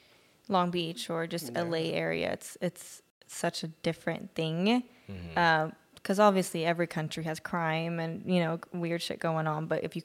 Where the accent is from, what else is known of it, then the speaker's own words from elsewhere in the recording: Gothenburg, Västra Götaland, Sweden; now in United States; I'm from Gothenburg.